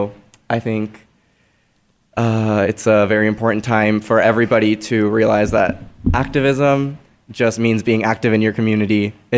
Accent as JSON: {"language": "English", "country": "Mexico", "tie": "born or raised there", "moved": "yes", "lives_now": "Phoenix, United States", "said": "I was born in Mexico"}